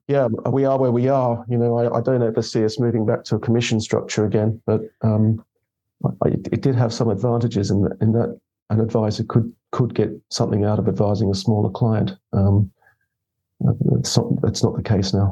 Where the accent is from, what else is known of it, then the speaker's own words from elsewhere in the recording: Australia; now in United Kingdom; I'm Australian.